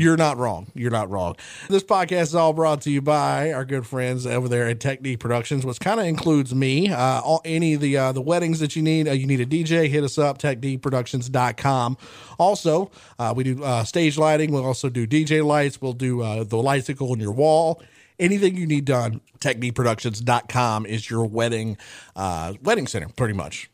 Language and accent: English; West Monroe, Louisiana, United States; also born or lived in Caldwell Parish, Louisiana; after I moved from Caldwell Parish to, to, uh, Westmonroe